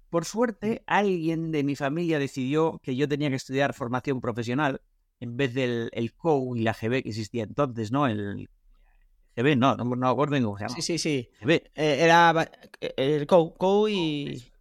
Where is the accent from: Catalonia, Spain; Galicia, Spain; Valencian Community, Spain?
Galicia, Spain; Vigo; Vengo de Vigo, nací en Vigo, estudié la carrera de informática en La Coruña